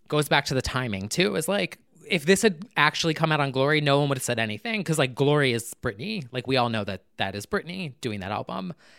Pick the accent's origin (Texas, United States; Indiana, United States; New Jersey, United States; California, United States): New Jersey, United States; born and raised in New Jersey